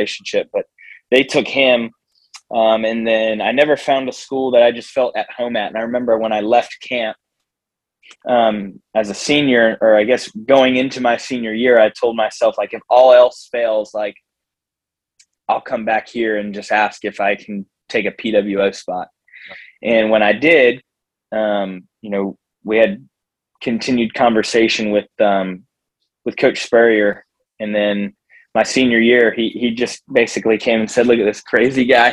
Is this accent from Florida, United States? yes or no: yes; Jacksonville, Florida, United States; I grew up in Jacksonville